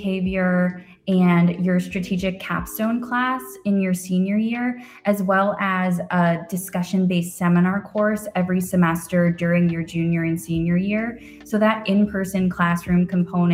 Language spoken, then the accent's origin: English; Westerville, Ohio, United States; I'm from Westerville, Ohio, so I've always been a lifelong Buckeye